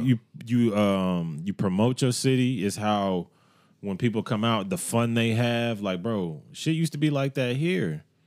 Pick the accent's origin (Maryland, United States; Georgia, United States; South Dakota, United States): Georgia, United States; Evans; I grew up in Evans